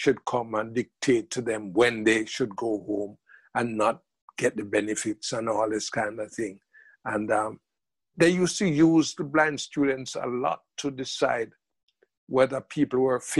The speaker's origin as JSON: {"language": "English", "country": "Jamaica", "also_born_or_lived": "England", "moved": "as an adult", "said": "myself as a Jamaican"}